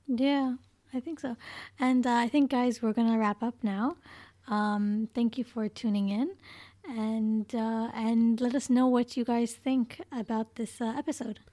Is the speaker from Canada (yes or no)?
yes; Canada; moved away; growing up in Canada